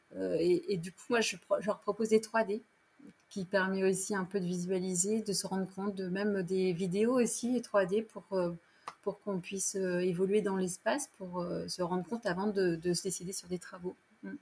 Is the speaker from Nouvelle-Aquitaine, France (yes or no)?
yes; Poitiers, Nouvelle-Aquitaine, France; moved away as an adult; now in La Rochelle, France; je suis de la région de Poitiers, je suis native de Poitiers